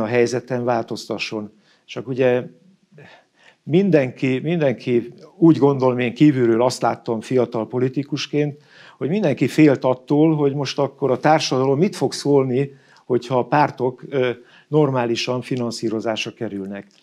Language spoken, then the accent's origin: Hungarian; Ózd, Borsod-Abaúj-Zemplén, Hungary; én Ózdi gyerek vagyok. Farkas Juki leginkább, Óz mellett van a bányatelep, és én a bányászok, ö, között éltem a gyerekkoromat